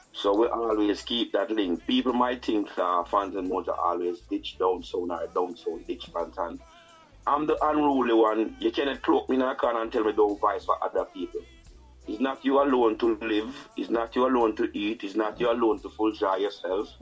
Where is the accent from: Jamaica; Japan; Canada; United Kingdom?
Jamaica; Saint Elizabeth; moved away; also born or lived in Kingston, Jamaica; I'm from Saint Elizabeth